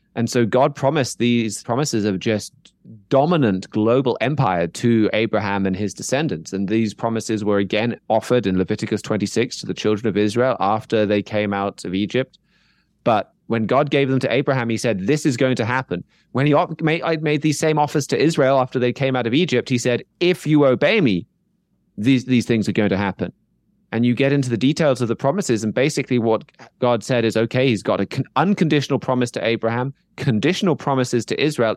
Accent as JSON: {"language": "English", "country": "United Kingdom", "tie": "born or raised there", "said": "my home country here in the UK"}